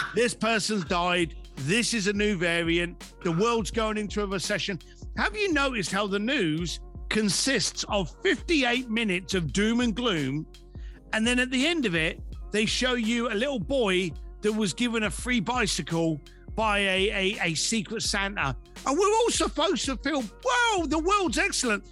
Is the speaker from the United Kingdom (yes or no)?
yes; London, United Kingdom; as a young lad growing up in East London with no money